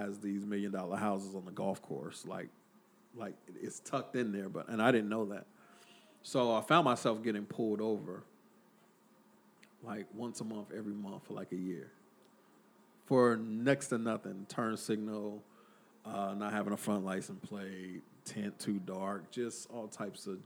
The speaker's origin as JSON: {"language": "English", "town": "Killeen", "region": "Texas", "country": "United States", "tie": "born or raised there", "also_born_or_lived": "Las Vegas / Austin", "moved": "as an adult", "lives_now": "San Antonio, United States", "said": "me growing up in Killeen"}